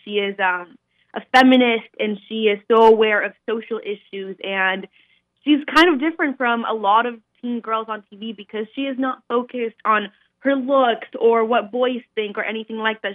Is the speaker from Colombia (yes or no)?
yes; Colombia; moved away; I was actually born and raised in Colombia